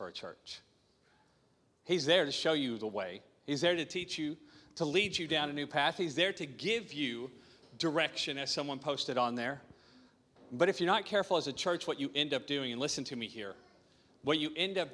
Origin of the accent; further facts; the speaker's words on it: Arkansas, United States; moved away as an adult; I'm from Arkansas. Arkansas